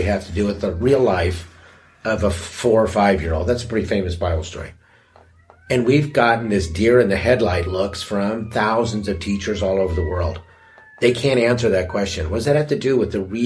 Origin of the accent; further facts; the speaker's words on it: United States; being an American